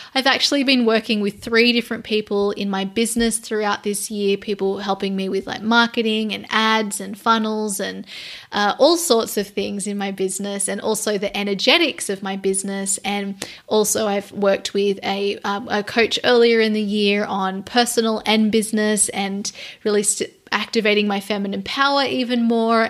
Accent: Australia; I'm Australian

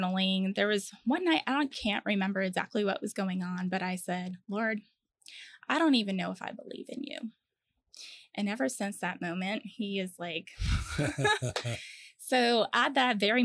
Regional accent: Connecticut, United States; moved away as an adult; also born or lived in Virginia / Charleston; now in Orlando, United States; I grew up in Connecticut and I was there until I was about 20 years old

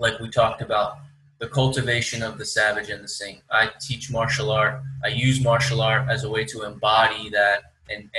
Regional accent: Philadelphia, Pennsylvania, United States; moved away; I come from Philly on the East Coast

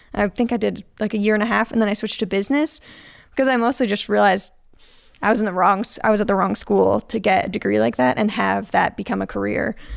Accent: Chicago, Illinois, United States; moved away as an adult; now in Utah, United States; I grew up in Chicago, and I have lived in Utah for about twelve years.

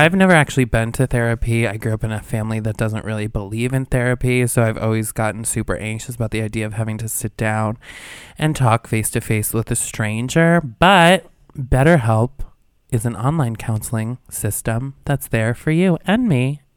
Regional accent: Albany, New York, United States; moved away; I'm from, like, a suburb of Albany

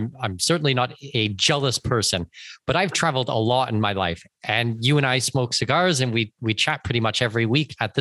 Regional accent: London, Ontario, Canada; moved away as an adult; That was in London, Ontario, Canada, when I was back for a short period of time, because I was doing some exams for

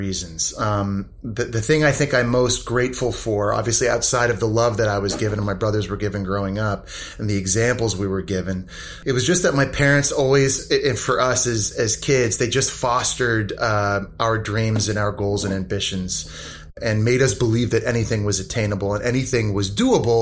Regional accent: Nepean, Ontario, Canada; moved away as an adult; also born or lived in Florida; Growing up in Nepean, Ontario

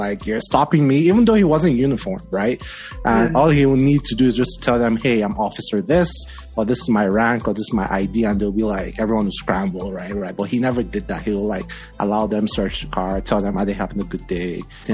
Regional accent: Nigeria; moved away; Growing up in Nigeria was pretty cool. I grew up in a military family.

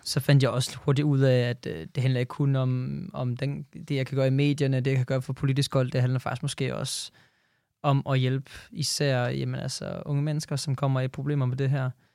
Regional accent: Jutland, Denmark; jeg er fra Jylland

